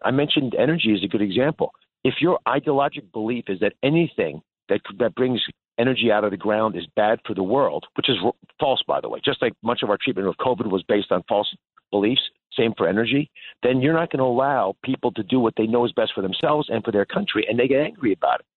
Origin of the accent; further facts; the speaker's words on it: United States; as an American